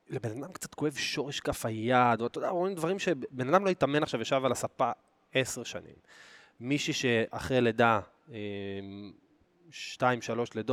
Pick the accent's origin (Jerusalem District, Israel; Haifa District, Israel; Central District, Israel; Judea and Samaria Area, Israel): Judea and Samaria Area, Israel; Oranit; אגב, אני גדלתי באורנית